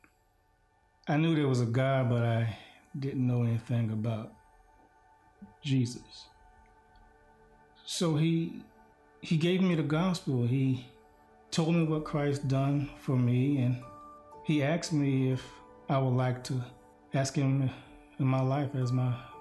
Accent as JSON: {"language": "English", "town": "Miami", "region": "Florida", "country": "United States", "tie": "born or raised there", "moved": "as an adult", "lives_now": "Lincoln, United States", "said": "I grew up in Miami-Dade County."}